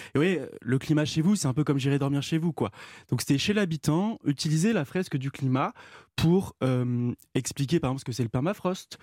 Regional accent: Rouen, Normandy, France; on était ensemble à Rouen au lycée Gustave Flaubert

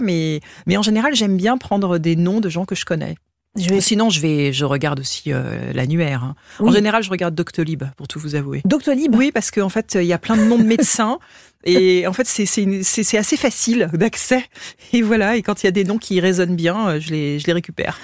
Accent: Essonne, Île-de-France, France; moi j'ai grandi dans l'Essonne

